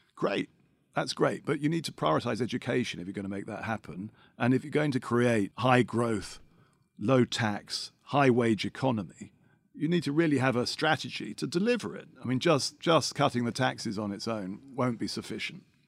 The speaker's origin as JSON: {"language": "English", "region": "London", "country": "United Kingdom", "said": "I am a Londoner"}